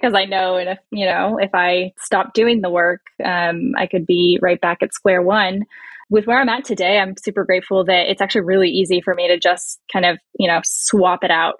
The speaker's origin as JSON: {"language": "English", "area": "Bay Area", "region": "California", "country": "United States", "tie": "born or raised there", "said": "very liberal atheist girl growing up in the Bay Area"}